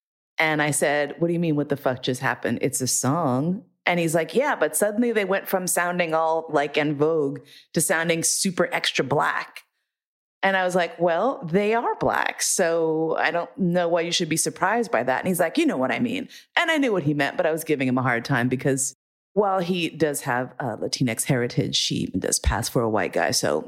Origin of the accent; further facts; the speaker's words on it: New York City, New York, United States; I grew up in New York City, but my accent would not necessarily peg me as a New Yorker.